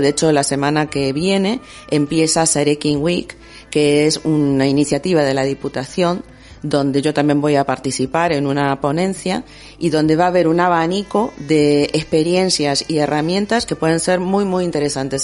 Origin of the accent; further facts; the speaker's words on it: Argentina; moved away as an adult; now in Bilbao, Spain; yo hace 18 años que vivo en Bilbao. Y, eh, y, prácticamente desde que llegué, yo soy argentina